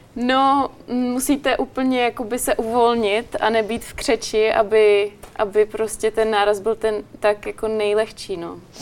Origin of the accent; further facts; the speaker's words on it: Czechia; pocházím z České republiky